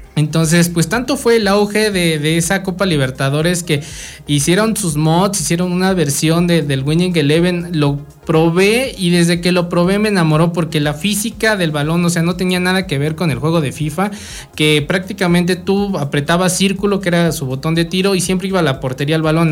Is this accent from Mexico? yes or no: yes; Mexico; nosotros siendo mexicanos